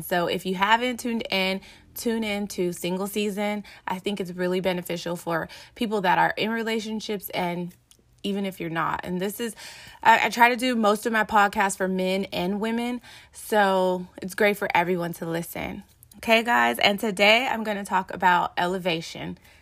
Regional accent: Los Angeles, California, United States; growing up in South Central L A and moving around in different neighborhoods

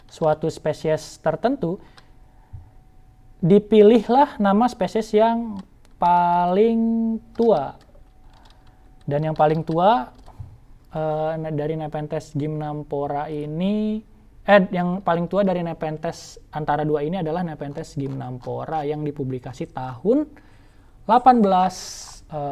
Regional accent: Jambi, Indonesia; pertama kali melihat di Taman Nasional Kerinci Seblat, uh, eh, yang mana juga merupakan kampung gue sendiri

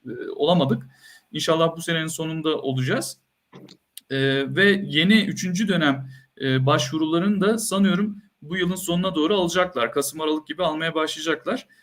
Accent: Antakya, Hatay, Turkey; moved away as an adult; also born or lived in Ankara; bin dokuz yüz seksen dört doğumluyum, Antakya doğumluyum.

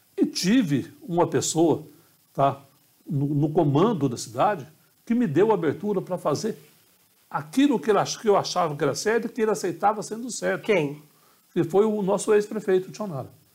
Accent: Carmo do Rio Claro, Minas Gerais, Brazil; moved away; also born or lived in Poços de Caldas; minha cidade, minha terra natal

